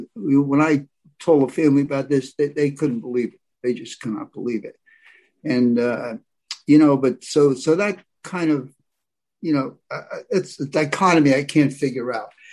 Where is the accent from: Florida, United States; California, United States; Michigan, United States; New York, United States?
New York, United States; New Rochelle; I was brought up in the West, okay, up the West, West New Rochelle, New York, 45 minutes from Broadway